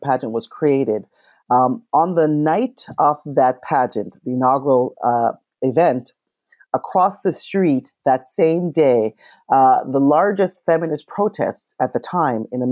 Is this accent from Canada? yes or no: yes; Canada; growing up in Canada